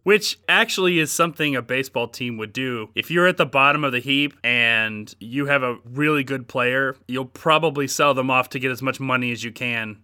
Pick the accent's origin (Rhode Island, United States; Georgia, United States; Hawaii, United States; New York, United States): Georgia, United States; Atlanta; also born or lived in Cumming, Georgia; I'm still a very large Atlanta Braves fan, given that we grew up in Atlanta